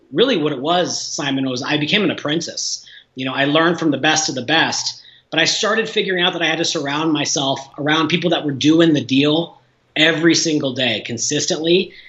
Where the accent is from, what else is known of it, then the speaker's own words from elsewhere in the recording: Illinois, United States; moved away as an adult; also born or lived in Southern California; now in Denver, United States; small towns in my home state of Illinois